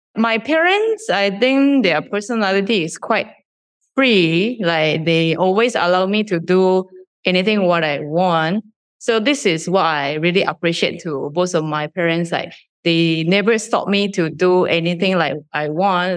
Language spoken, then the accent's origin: English; Shizuoka, Japan; moved away as an adult; now in Malaysia; I was born in a small town, Shizuoka Prefecture in Japan